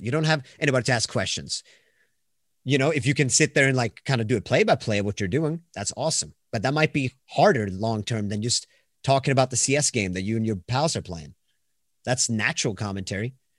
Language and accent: English; Sweden; accent: Swedish; English is a second language; I'm from Sweden, so once again, it's gonna sound where I'm gonna be like the foreigner that can't say words.